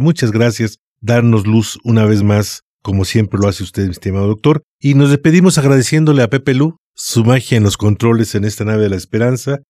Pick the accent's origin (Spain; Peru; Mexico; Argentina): Mexico; los mexicanos